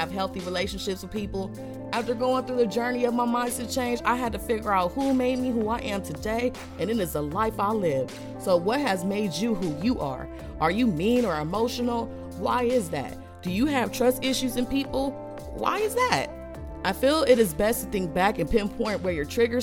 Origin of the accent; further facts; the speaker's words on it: United States; as an American citizen